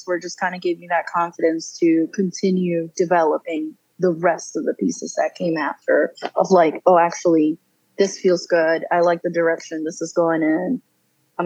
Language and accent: English; San Juan, Puerto Rico; now in Raleigh, United States; I am originally from San Juan, Puerto Rico. Moved to North Carolina in 2007 and have lived here ever since.